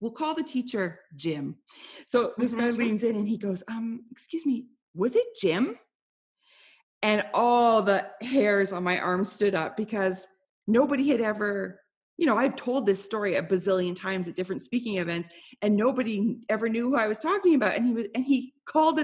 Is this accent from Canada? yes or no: yes; Canada; I'm Canadian